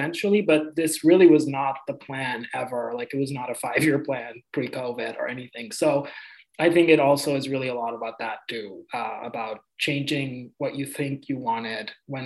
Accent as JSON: {"language": "English", "country": "India", "tie": "born or raised there", "moved": "yes", "said": "I grew up in India"}